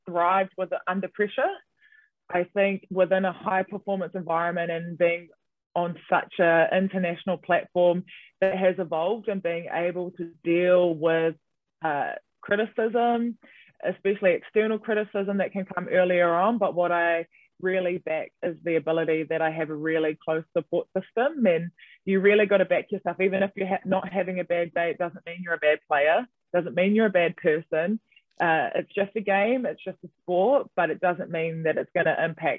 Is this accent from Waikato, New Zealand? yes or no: no; Auckland, New Zealand; moved away as an adult; also born or lived in Wellington; being born and raised in Auckland and then living on your own in Wellington